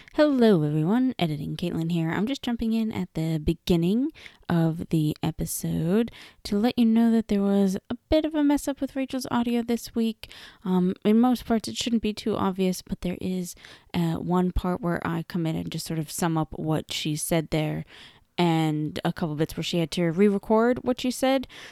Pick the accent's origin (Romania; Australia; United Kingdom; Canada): Canada; Toronto, Ontario; moved away; I grew up in Toronto